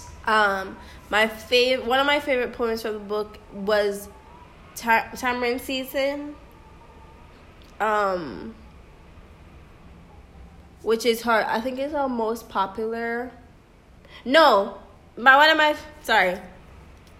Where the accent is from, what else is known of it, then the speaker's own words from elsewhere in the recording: Jamaica; as a Jamaican